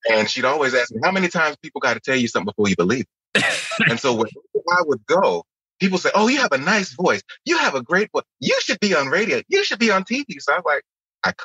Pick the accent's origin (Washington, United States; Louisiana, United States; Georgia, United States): Louisiana, United States; Lake Charles; I'm originally from Lake Charles, Louisiana, born and raised